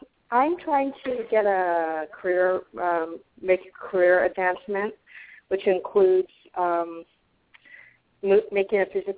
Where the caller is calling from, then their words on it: Arizona, United States; I'm calling from Arizona.